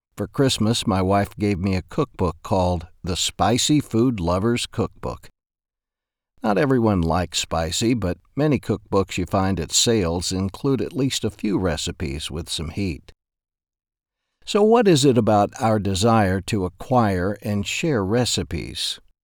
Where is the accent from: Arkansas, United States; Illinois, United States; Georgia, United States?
Arkansas, United States; Ashdown; my hometown, Ashdown, Arkansas